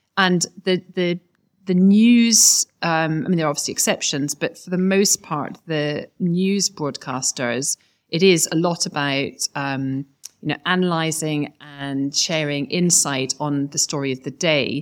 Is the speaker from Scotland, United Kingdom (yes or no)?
yes; Scotland, United Kingdom; now in London, United Kingdom; as you can hear from my accent, probably just, I'm a Scot.